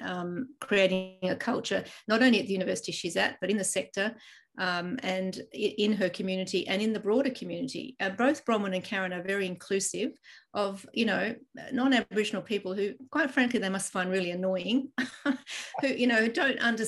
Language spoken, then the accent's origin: English; Ireland; moved away; I was born in Ireland and my home country